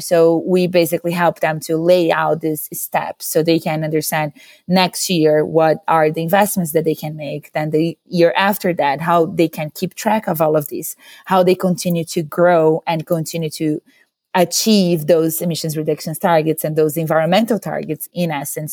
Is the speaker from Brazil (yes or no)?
yes; Brazil; moved away as an adult; now in San Francisco, United States; I'm originally from Brazil, but I've been living in the U S for almost eight years now